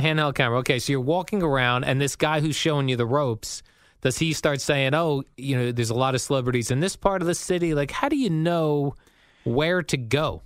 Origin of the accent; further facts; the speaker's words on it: New Jersey, United States; living in Jersey and growing up in Jersey